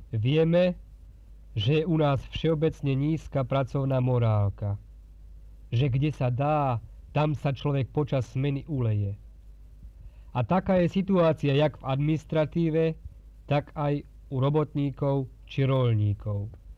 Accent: Slovakia; takých je nás, Slovákov, veľa

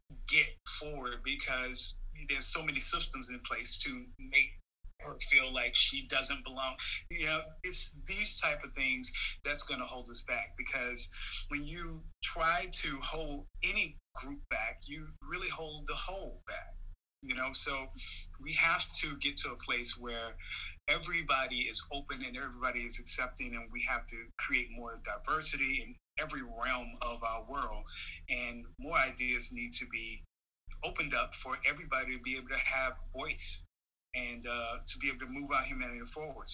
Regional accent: New Orleans, Louisiana, United States; growing up in New Orleans was really, really fun because I grew up in one of those really culturally rich neighborhoods

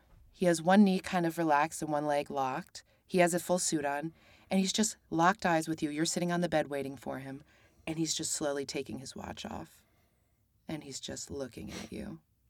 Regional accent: Albany, New York, United States; born there; I'm Armenian and German, but I was born in Albany.

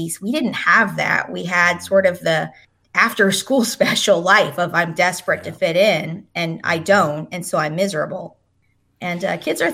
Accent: New Jersey, United States; moved away as an adult; also born or lived in North Carolina; growing up in South Jersey

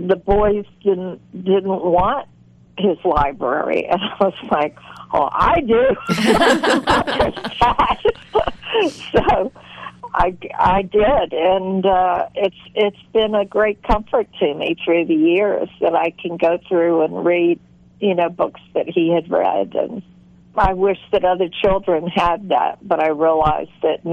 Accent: the South, United States; a lot of the males in my life growing up in the South

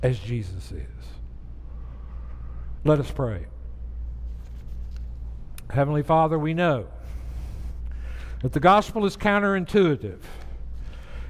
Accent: the South, United States; moved away; I grew up in the South

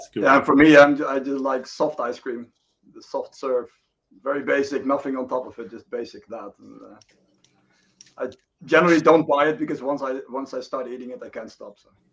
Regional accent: Netherlands; moved away as an adult; now in Sweden; I'm from the Netherlands

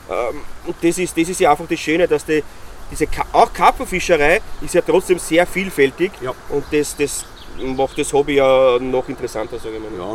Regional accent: Styria, Austria; Wobei beim Skifahren bin ich jetzt nicht konform, ich bin Steirer.

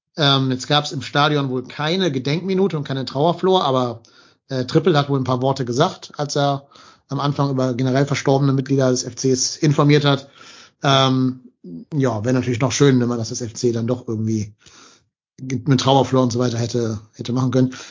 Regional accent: North Rhine-Westphalia, Germany; nicht als Kölner, aber als Rheinländer

